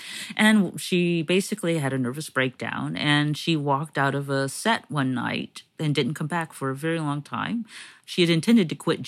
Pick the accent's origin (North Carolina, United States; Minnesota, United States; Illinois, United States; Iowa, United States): North Carolina, United States; moved away; because I'm originally from North Carolina